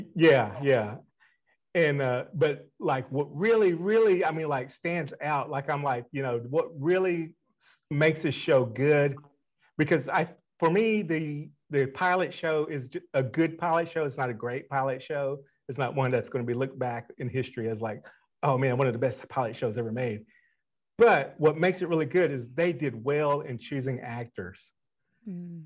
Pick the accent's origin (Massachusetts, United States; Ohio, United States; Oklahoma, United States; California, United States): Oklahoma, United States; Broken Bow; I'm from Broken Bow